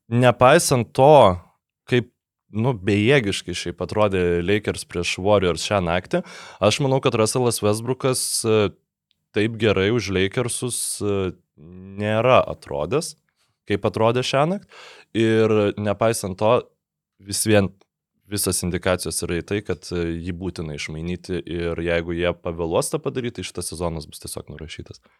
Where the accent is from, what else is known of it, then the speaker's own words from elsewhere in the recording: Lithuania; mes lietuviai